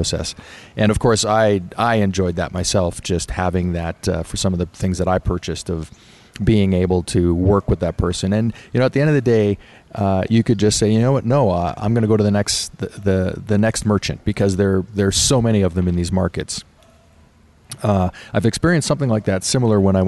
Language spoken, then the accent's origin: English; Canada; I was born in Canada